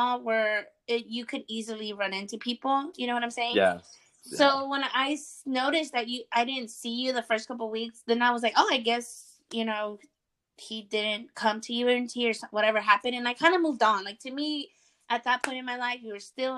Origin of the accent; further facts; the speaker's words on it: Austin, Texas, United States; I'm from Austin